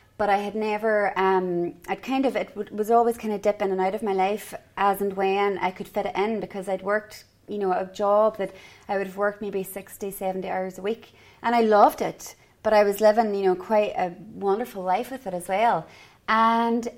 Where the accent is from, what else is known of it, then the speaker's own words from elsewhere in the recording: Derry, Northern Ireland, United Kingdom; moved away as an adult; also born or lived in Edinburgh, Scotland; now in Fenor, Ireland; I'm originally from Derry in Northern Ireland.